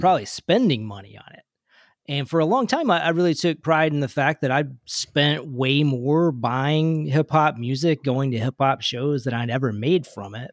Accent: Kentucky, United States; I was growing up in Kentucky

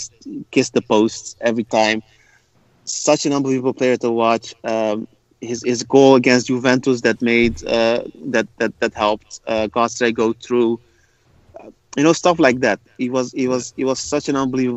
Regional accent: Rotterdam, South Holland, Netherlands; born and raised in the Netherlands and in Rotterdam

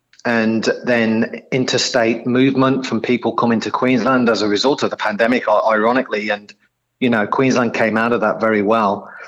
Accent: Coventry, West Midlands, United Kingdom; now in Australia; you probably gather and your listeners will probably gather from my accent, not a local boy to Australia, so originally from the UK, a place called Coventry in central England.

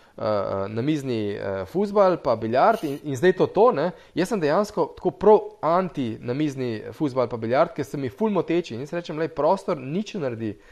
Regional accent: Slovenia

